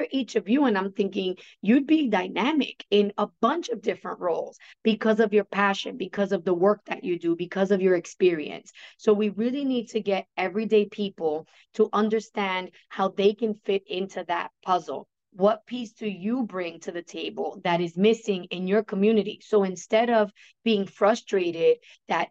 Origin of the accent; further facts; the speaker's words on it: New York, United States; accent: New Yorkian; my New Yorkian accent